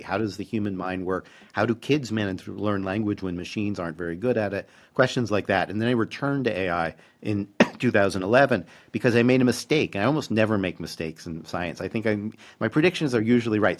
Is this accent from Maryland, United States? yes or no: yes; Baltimore, Maryland, United States; moved away as an adult; also born or lived in Massachusetts / New York; now in Vancouver, Canada; I grew up in Baltimore and then moved to New England for college and grad school and that first faculty job.